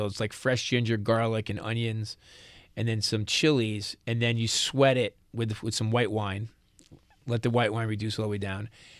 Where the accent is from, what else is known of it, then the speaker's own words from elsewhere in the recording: New York, United States; accent: New York; I'm a New Yorker.